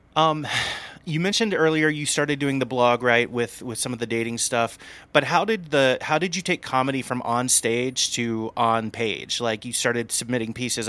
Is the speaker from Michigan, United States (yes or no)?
no; Indiana, United States; I grew up in a town of six hundred people in Indiana